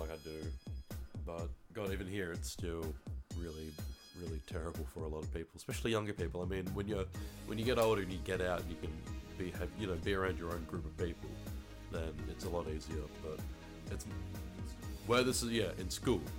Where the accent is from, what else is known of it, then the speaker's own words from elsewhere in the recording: Hobart, Tasmania, Australia; I live in Hobart. Here I am and here I've grown up.